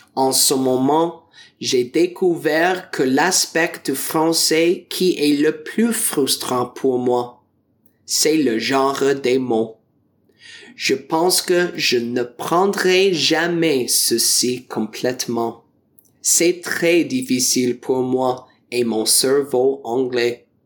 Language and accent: French; Ontario, Canada; French is a second language; je viens de l'Ontario du Canada